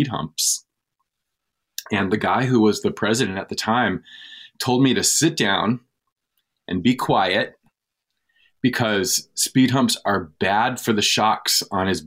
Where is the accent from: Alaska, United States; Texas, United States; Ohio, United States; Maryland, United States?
Alaska, United States; Anchorage; moved away as an adult; also born or lived in New York City, United States; now in West Hartford, United States; Anchorage is one of those funny places that has this amazing like linguistic and cultural diversity. Not a lot of people know that, but there's more than 100 languages spoken in the school district in Anchorage. It was where I grew up